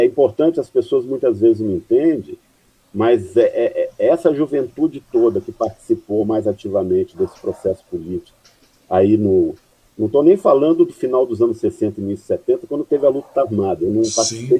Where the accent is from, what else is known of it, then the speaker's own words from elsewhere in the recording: Vitória, Espírito Santo, Brazil; moved away as an adult; also born or lived in São Paulo / Mogi das Cruzes; minha infância lá em Vitória, minha juventude, né? Uhum. Eu saí de Vitória em 83, já quase concluindo uma universidade. Me instalei em São Paulo